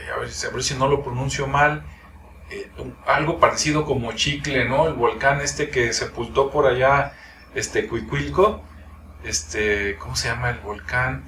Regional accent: Jalisco, Mexico; los que somos de acá de Jalisco

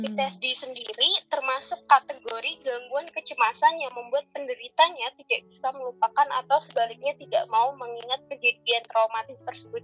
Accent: Magelang, Central Java, Indonesia; now in Bandung, Indonesia; aku aslinya Magelang

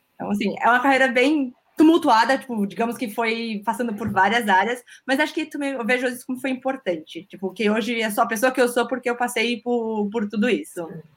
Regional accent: São Vicente, São Paulo, Brazil; moved away as an adult; also born or lived in Spain; now in Germany; eu falo que é a cidade do interior na praia, que eu sou de São Vicente.

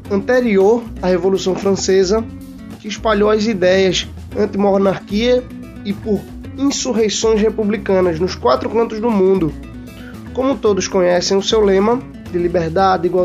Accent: Pernambuco, Brazil; E eu, como bom pernambucano

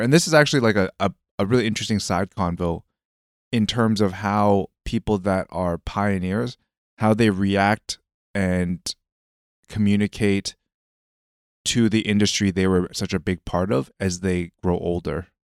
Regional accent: Canada; growing up in Canada

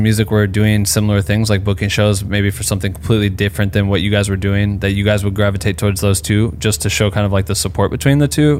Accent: Cedar Falls, Iowa, United States; in Iowa, I'm from Cedar Falls

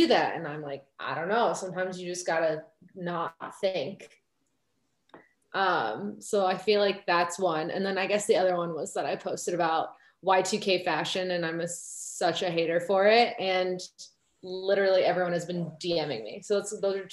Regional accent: suburbs of Chicago, Illinois, United States; I grew up in the suburbs of Chicago in a fairly white community.

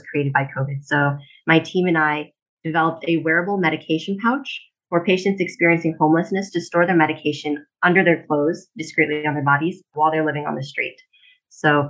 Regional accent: Wilmington, Delaware, United States; moved away as an adult; also born or lived in Los Angeles; I was born and raised in Wilmington, Delaware

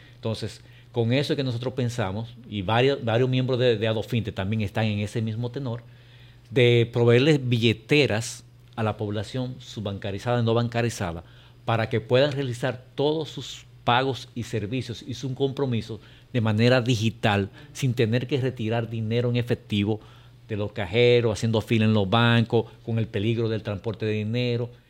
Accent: Dominican Republic; Nosotros, como República Dominicana

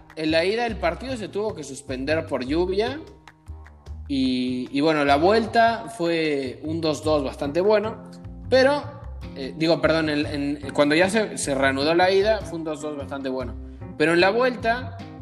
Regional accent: Mexico; como mexicanos

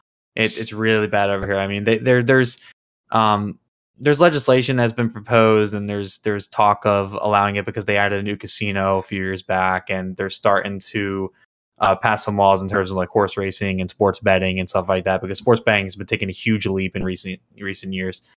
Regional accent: New Jersey, United States; moved away as an adult; now in Maryland, United States; I'm from New Jersey originally, but I go to school in Maryland

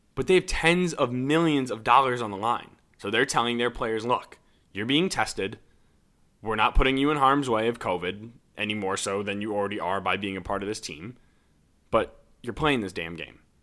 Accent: Ann Arbor, Michigan, United States; I grew up in Ann Arbor

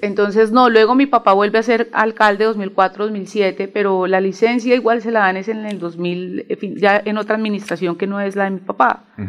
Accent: Mosquera, Cundinamarca, Colombia; soy de Mosquera, Cundinamarca

